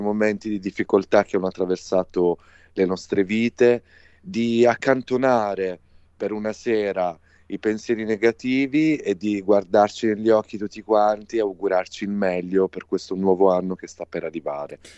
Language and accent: Italian; Apulia, Italy; la Puglia, che è la mia regione natale